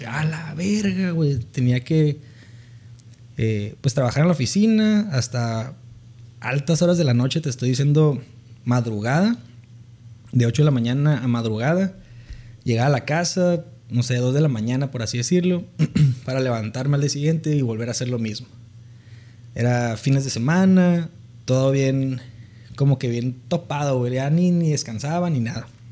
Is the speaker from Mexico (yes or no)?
yes; Mexicali, Baja California, Mexico; Soy originario de Baja California, de Mexicali, Baja California.